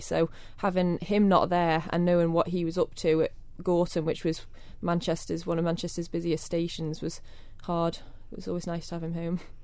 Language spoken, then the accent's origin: English; Kirk Michael, Isle of Man; born in the Jane Cruckle. Um, I grew up in Kirk Michael.